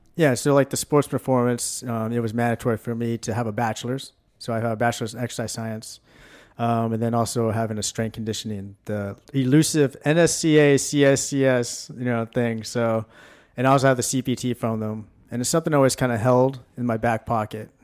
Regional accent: Washington, United States; also born or lived in Tulsa, Oklahoma; now in College Station, United States; I grew up in Washington State

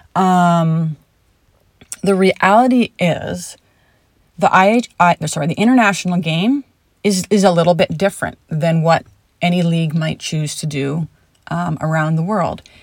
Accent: Canada; now in United States; I was born and raised in Canada.

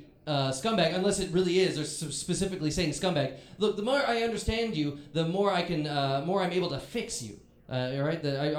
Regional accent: Chicago, Illinois, United States; I'm from the Chicagoland area.

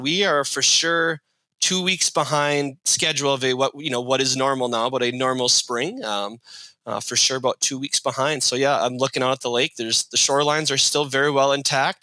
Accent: White Bear Lake, Minnesota, United States; I grew up in White Bear, which holds the record for most state title appearances without a win

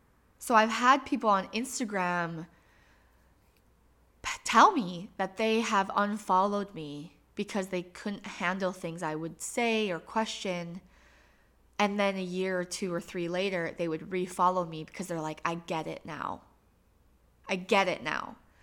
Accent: Michigan, United States; I grew up in Upper Michigan.

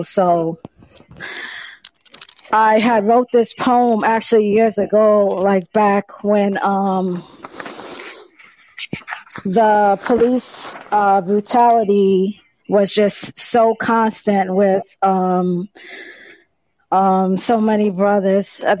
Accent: New York City, New York, United States; I'm from Queens, New York

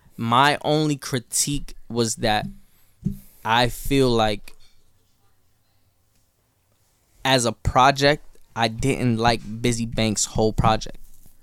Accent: New York City, New York, United States; I'm from New York.

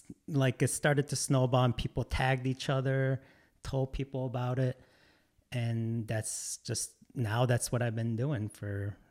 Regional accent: Detroit, Michigan, United States; also born or lived in Korea; I was born in Korea, but I grew up in Metro Detroit most of my life and went to school in Detroit

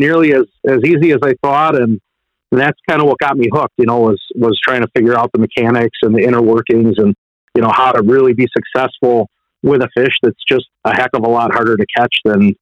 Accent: Pewaukee, Wisconsin, United States; I grew up on Pewaukee Lake

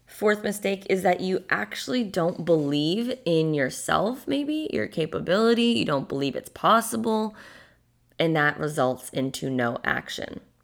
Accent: a small town in Massachusetts, United States; moved away as an adult; also born or lived in Boston; now in Florida, United States; I'm from a small town in Massachusetts

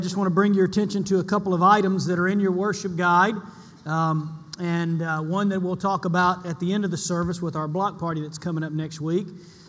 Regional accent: Columbus, Mississippi, United States; moved away; my hometown in Columbus

